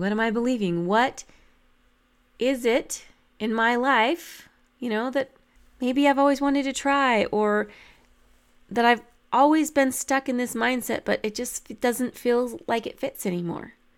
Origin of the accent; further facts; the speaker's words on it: New Mexico, United States; I grew up in New Mexico